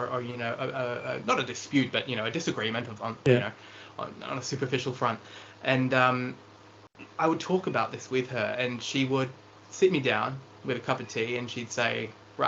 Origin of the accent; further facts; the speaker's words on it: Lower South Coast, New South Wales, Australia; I grew up on the Lower South Coast